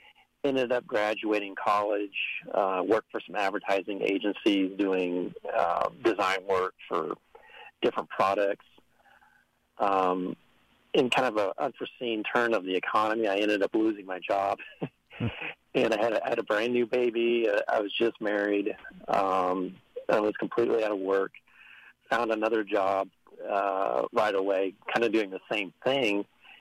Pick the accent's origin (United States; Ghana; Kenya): United States; Midwest; also born or lived in St. Louis / Kansas City; I've actually grown up all over the Midwest. I'm an Air Force brat. My dad was in the Air Force.